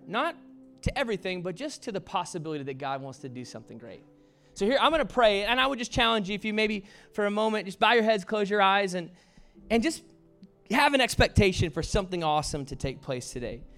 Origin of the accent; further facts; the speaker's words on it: the South, United States; I was raised in the South